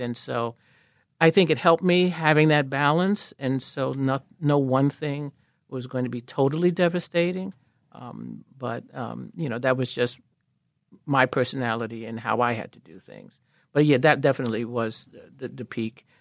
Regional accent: New York City, New York, United States; moved away as an adult; also born or lived in Philadelphia; I grew up in Harlem. Uh, had no intention of ever leaving New York

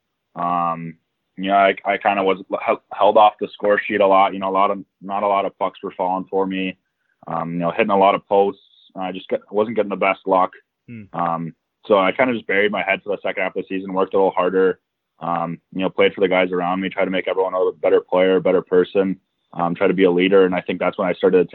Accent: Phoenix, Arizona, United States; I actually grew up in Phoenix, Arizona

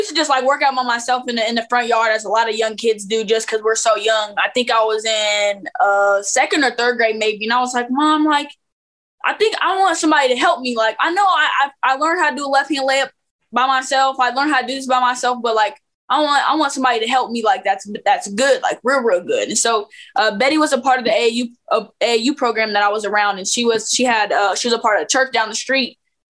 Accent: Phoenix, Arizona, United States; also born or lived in Lincoln, Nebraska / Memphis, Tennessee; I was born in Lincoln, Nebraska. And then we were in Memphis quite a bit when I was younger, because I hooped a little bit, but I didn't really like hoop like that yet. Okay. So then we moved out to Phoenix, Arizona. And so I grew up a lot of there.

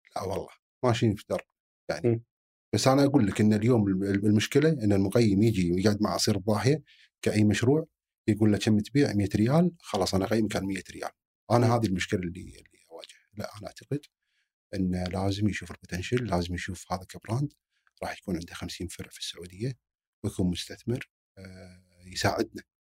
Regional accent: Kuwait; عندنا بالكويت

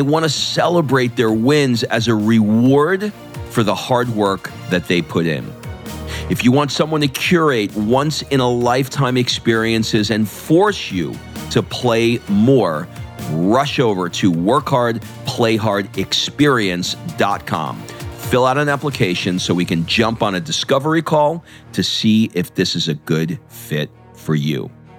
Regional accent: Queens, New York, United States; I grew up in Queens and my dad was, blue collar truck driver

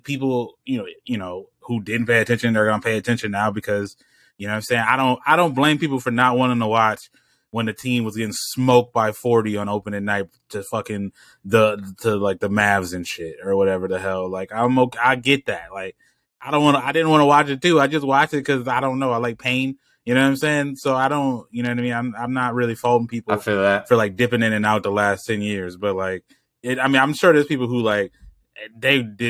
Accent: United States; As an American

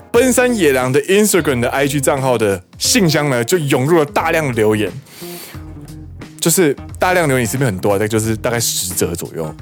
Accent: Taiwan; now in Japan; 身为台湾人，我的台语不可以这么差

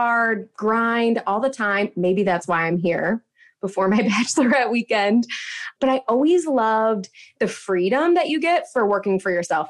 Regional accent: Midwest, United States; I grew up in the Midwest

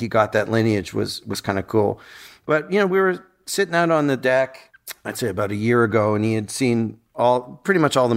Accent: Canada; also born or lived in United Kingdom / United States; I was born in Canada

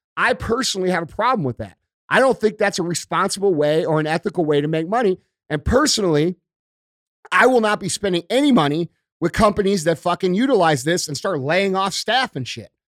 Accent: United States; we as American people

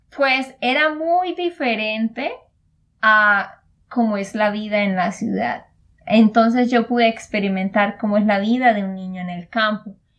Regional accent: Santander, Colombia; de Santander, Colombia

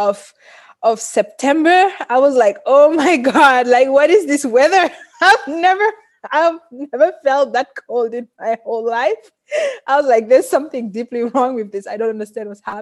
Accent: Senegal; English is a second language; moved away; also born or lived in Paris; I grew up in Senegal

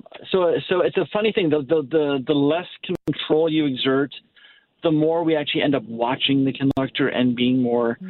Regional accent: Naperville, Illinois, United States; now in St. Louis, United States; I grew up in Naperville, which is a Chicago suburb.

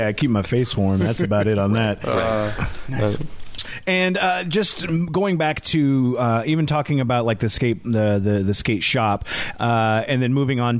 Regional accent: University Place, Washington, United States; also born or lived in Tacoma; I grew up in University Place and went there for, you know, lived there for a long time, and I've gone and lived in different, a lot of different areas in Tacoma

